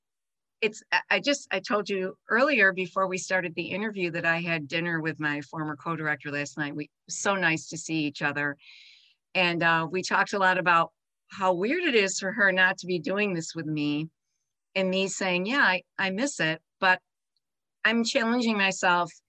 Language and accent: English; Buffalo, New York, United States; moved away as an adult; now in Grand Rapids, United States; I was born in Buffalo, New York to a big Italian family